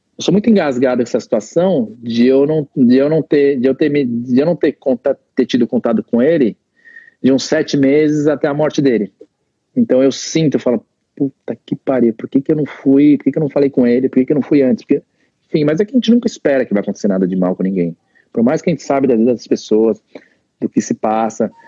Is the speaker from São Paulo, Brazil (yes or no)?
yes; Santo André, São Paulo, Brazil; moved away as an adult; also born or lived in California; now in United States; Santo André, que tinha muita amizade lá na, na cidade onde eu nasci, né? Onde, onde meus pais moram até hoje